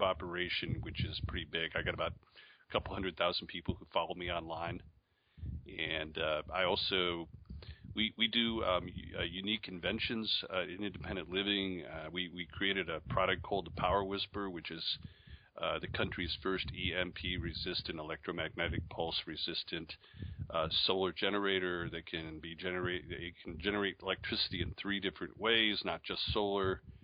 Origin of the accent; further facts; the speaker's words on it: Syracuse, New York, United States; moved away; also born or lived in Charlotte, North Carolina / Hillsdale, Michigan; I was born in Syracuse, New York